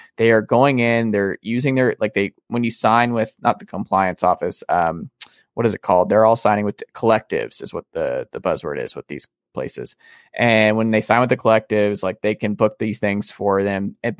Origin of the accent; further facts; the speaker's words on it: the South, United States; growing up in the South and talking to folks